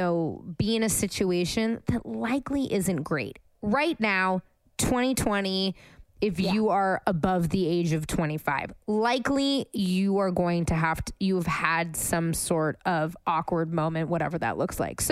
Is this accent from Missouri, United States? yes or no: no; San Francisco, California, United States; now in Los Angeles, United States; I'm from San Francisco